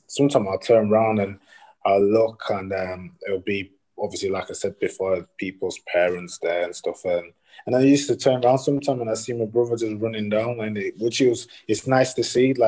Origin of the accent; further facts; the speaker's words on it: Leeds, Yorkshire and the Humber, United Kingdom; I'm from Leeds